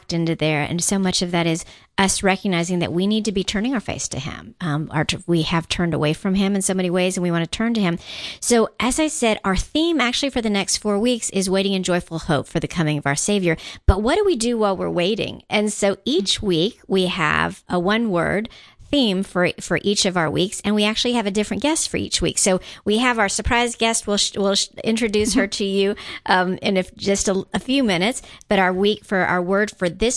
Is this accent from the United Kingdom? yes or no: no; Guam; moved away; I grew up on Guam.